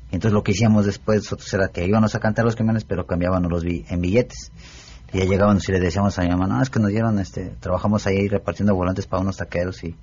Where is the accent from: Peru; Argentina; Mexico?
Mexico; San Luis Potosí; born there; ¿En el barrio de Santiago?